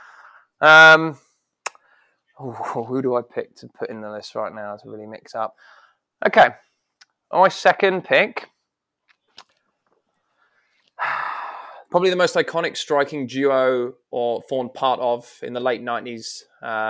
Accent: England, United Kingdom; As an Englishman

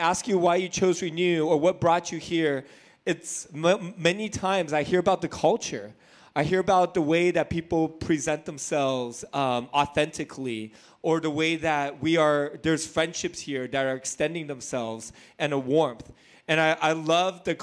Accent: Hacienda Heights, California, United States; I grew up in Hacienda Heights

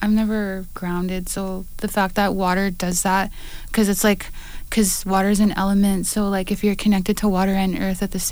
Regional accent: Manitoba, Canada; now in British Columbia, Canada; I'm from Manitoba

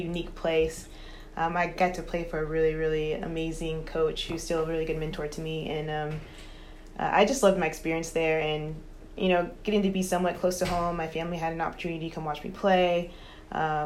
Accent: Houston, Texas, United States; I grew up in Houston. So born and raised there

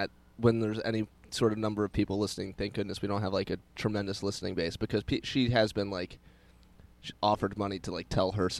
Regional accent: St. Louis, Missouri, United States; I'm from St. Louis.

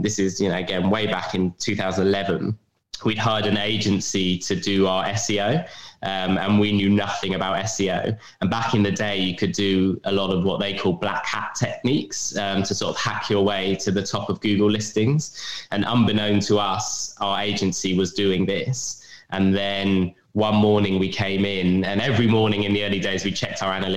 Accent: London, United Kingdom; I'm from London

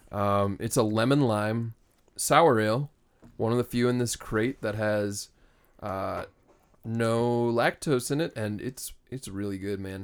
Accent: Minnesota, United States; we come from Minnesota

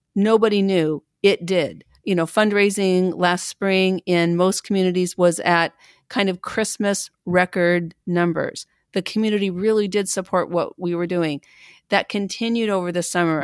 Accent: Pendleton, Oregon, United States; I'm from Pendleton, Oregon, a little, again, a little town, uh, about fourteen thousand people when I was growing up.

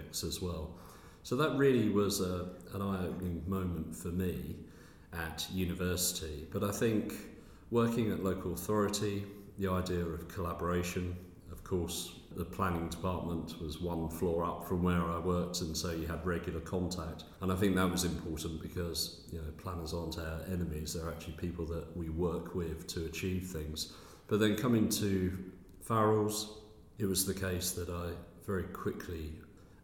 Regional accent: Essex, East of England, United Kingdom; moved away as an adult; also born or lived in Newcastle; I grew up in Essex

